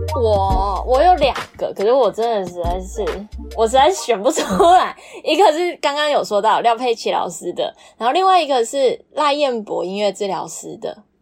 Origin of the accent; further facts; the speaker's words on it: Taiwan; moved away as an adult; 我就是台湾人啊，我在台湾成长，我讲白一点，吃台湾，喝台湾，在台湾生长，台湾教会我如何做一个人